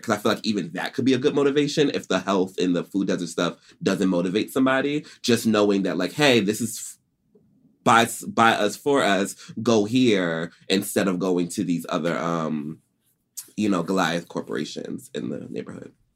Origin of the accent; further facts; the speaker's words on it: Stony Brook, New York, United States; also born or lived in Atlanta; I'm a real New Yorker, too. I was born in Stony Brook Hospital